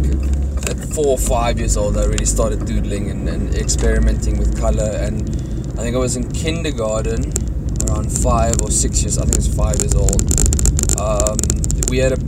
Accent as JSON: {"language": "English", "town": "Cape Town", "region": "Western Cape", "country": "South Africa", "tie": "born or raised there", "said": "I'm from Cape Town, a place called Tableview."}